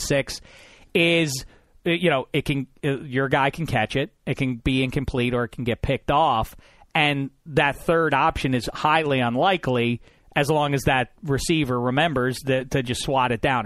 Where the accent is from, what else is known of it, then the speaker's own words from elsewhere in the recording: Pittsburgh, Pennsylvania, United States; I'm from Pittsburgh, P